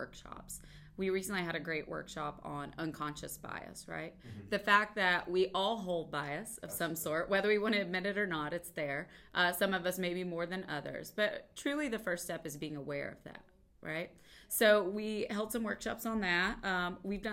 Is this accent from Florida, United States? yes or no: no; Central Appalachia, East Tennessee, United States; moved away as an adult; also born or lived in Kentucky / Atlanta, Georgia; now in Ohio, United States; originally I'm from Central Appalachia, East Tennessee, and I've spent a lot of my life in Tennessee